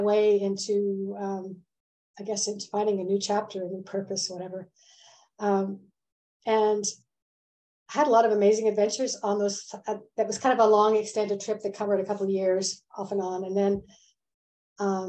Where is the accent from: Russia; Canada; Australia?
Canada; moved away as an adult; also born or lived in Vancouver; I'm a Canadian, but I've lived a lot of years outside of Canada